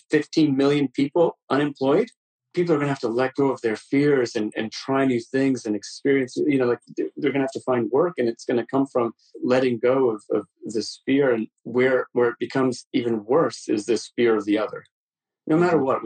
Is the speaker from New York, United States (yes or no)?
yes; New York, United States; also born or lived in Amritsar, Punjab, India; Punjab, in India, and the second time when I arrived in New York when I was five.